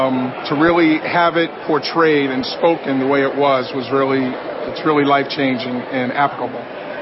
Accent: Boston, Massachusetts, United States; I'm from Boston, Massachusetts.

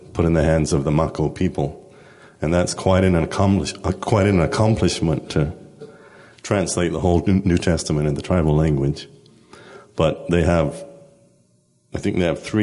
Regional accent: Spanish Wells, Bahamas; moved away as an adult; now in Venezuela; I'm from Spanish Wells, but I've been serving in Venezuela with New Tribes Mission

